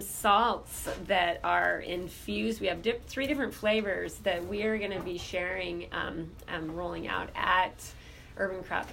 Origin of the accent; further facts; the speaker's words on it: Southeast Alaska, United States; I grew up in Southeast Alaska